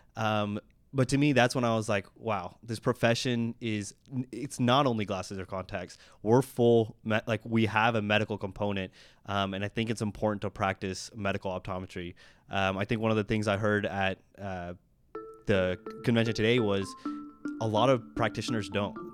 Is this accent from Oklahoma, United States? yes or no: yes; Oklahoma, United States; I'm from Oklahoma